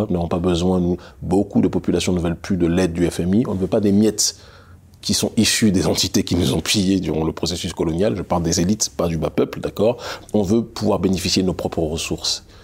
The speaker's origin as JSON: {"language": "French", "region": "Île-de-France", "country": "France", "tie": "born or raised there", "also_born_or_lived": "Strasbourg", "said": "J'y suis né, mais je l'ai quitté, j'avais un an et demi. Donc, je n'ai pas de souvenir de cela. J'ai vécu la plupart de ma vie en région parisienne."}